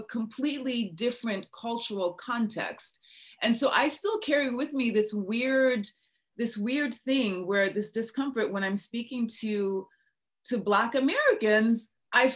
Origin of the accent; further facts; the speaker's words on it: Niger; first language English; moved away as an adult; also born or lived in Minnesota, United States; now in United States; I was born and raised in West Africa and I went to high school in West Africa